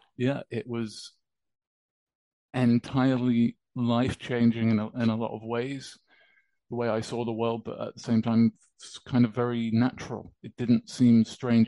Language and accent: English; United Kingdom; accent: British; my accent. It's uh, British